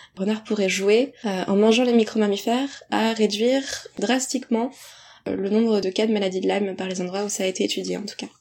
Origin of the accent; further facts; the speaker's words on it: Deux-Sèvres, Nouvelle-Aquitaine, France; je suis des Deux-Sèvres et que je connaissais aussi le territoire, les spots, la biodiversité du coin